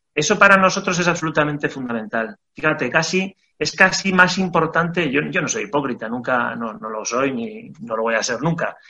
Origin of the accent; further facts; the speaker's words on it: Aínsa, Aragon, Spain; los socios fundadores somos todos de AINSA